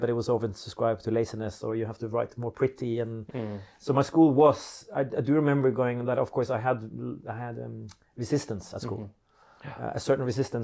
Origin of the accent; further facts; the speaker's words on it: Oslo, Norway; English is a second language; I grew up in Oslo, Norway